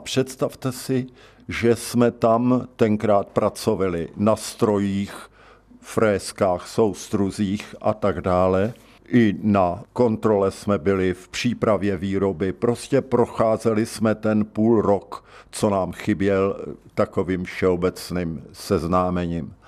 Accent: České Budějovice, South Bohemian Region, Czechia; Narodil jsem se v Českých Budějovicích, kněžské ulici číslo 5

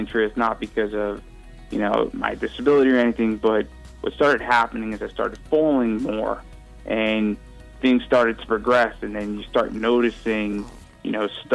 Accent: New York, United States; now in Washington, D.C., United States; I grew up in New York

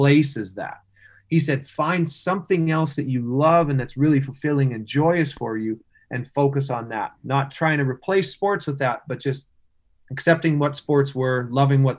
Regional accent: Wawota, Saskatchewan, Canada; moved away; my hometown of Wawota

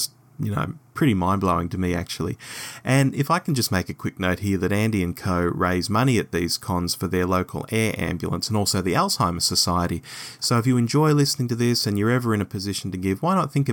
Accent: Hull, Yorkshire and the Humber, United Kingdom; my hometown of Hull

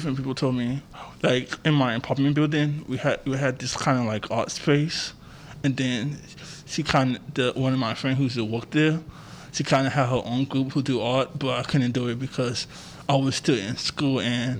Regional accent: San Francisco, California, United States; I'm a native in San Francisco. I was born and raised in San Francisco at UCSF Hospital.

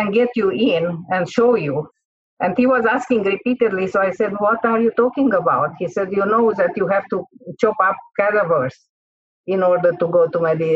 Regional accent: Transylvania, Romania; first language Hungarian; English is a second language; moved away; I am from Romania, and okay, from a part of Romania which is very famous, which is called Transylvania. So my first language is not Romanian, it's Hungarian.

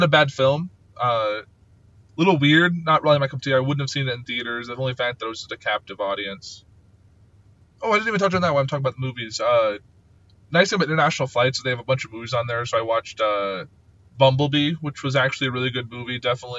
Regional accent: United States; being an American in a foreign country.

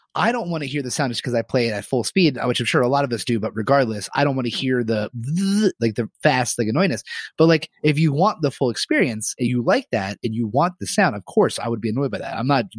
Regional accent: Brooklyn, New York, United States; I'm from Brooklyn.

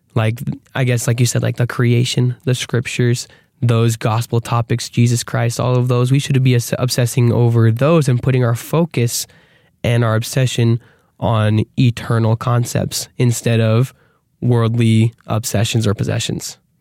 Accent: Arizona, United States; we're from Arizona

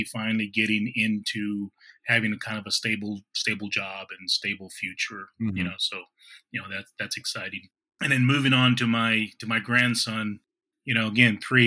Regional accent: Kingsville, Texas, United States; moved away; also born or lived in Washington, D.C. / Florida / Missouri; I grew up in Keensville, Texas, but I've kind of been living around pretty much across the United States

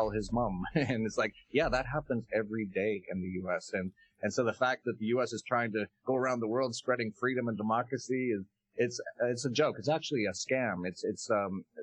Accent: Canada; moved away as an adult; I was actually originally from Canada.

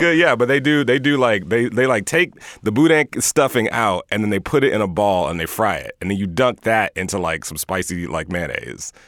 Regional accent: Houston, Texas, United States; I'm from Houston.

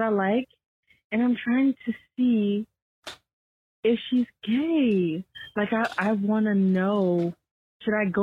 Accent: Gumptown, Alabama, United States; I'm from Gumptown, Alabama

